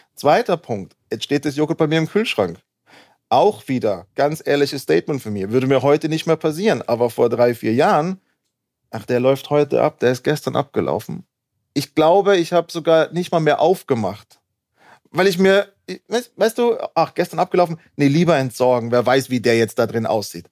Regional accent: Innsbruck, Tyrol, Austria; moved away as an adult; also born or lived in United States; now in Berlin, Germany; aufgewachsen, groß geworden in Innsbruck, dort auch studiert

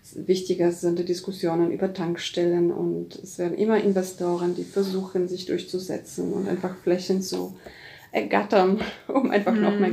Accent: Poland; now in Germany; als Polin halt äh, und als lange in Deutschland ja, arbeitende Person oder Lebende.

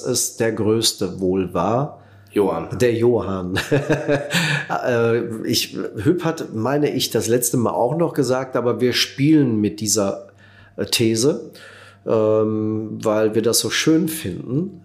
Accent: Netherlands; moved away; auch für uns neu als Holländer

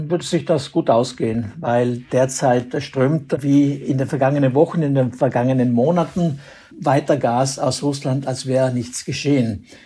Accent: Austria; Wäre das bei uns in Österreich der Fall, dann wäre das ein Fall für die sogenannte Energielenkung.

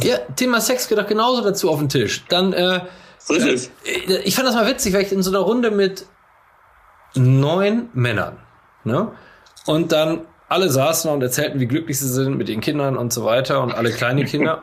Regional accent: Coesfeld, North Rhine-Westphalia, Germany; ich sehe mich auch nicht als Coesfelder, ich sehe mich nicht als Münsterländer

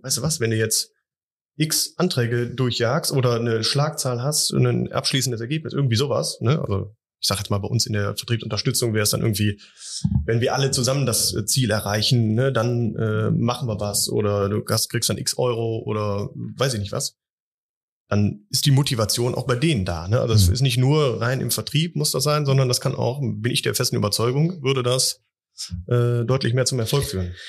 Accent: Wuppertal, North Rhine-Westphalia, Germany; ich komme auch aus Wuppertal

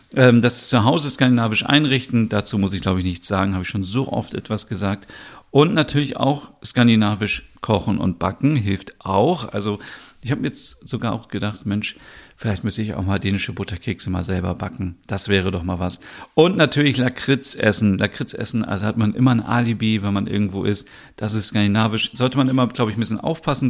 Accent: North Germany, Germany; Ich bin ja in der Nähe von Hamburg aufgewachsen oder auch geboren

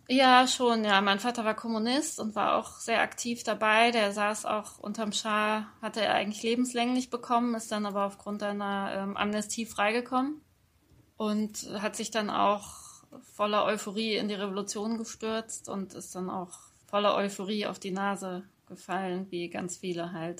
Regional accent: Germany; accent: Hochdeutsch (German, 'Piefke'); moved away as an adult; now in Austria

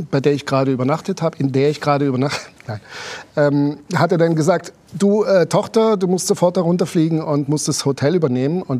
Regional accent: Germany; accent: German dialect; now in Switzerland; Aber ich habe es mit meinem deutschen Dialekt geschafft, den, Appenzell, den Appenzeller, Appenzeller Käse zu verkaufen.

